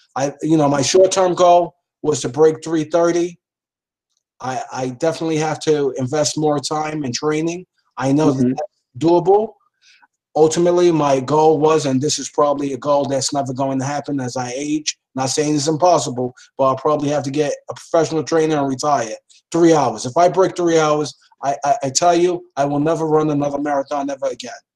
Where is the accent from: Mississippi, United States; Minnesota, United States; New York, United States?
New York, United States; New York City; growing up in the Lower East Side, seeing all of the crime